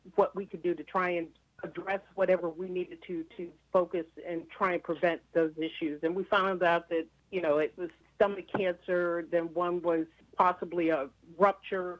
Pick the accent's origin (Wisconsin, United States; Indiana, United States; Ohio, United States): Ohio, United States; Youngstown; I grew up in Third Baptist Church